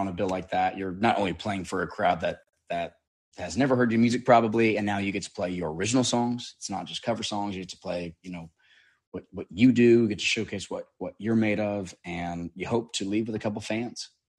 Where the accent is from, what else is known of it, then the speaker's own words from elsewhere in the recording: Chandler, Arizona, United States; moved away as an adult; now in Nashville, United States; I love growing up in Arizona. I was a fourth generation native. So my whole family was there. I mean, my great grandfather was the mayor of Chandler, which is pretty much right where I was born.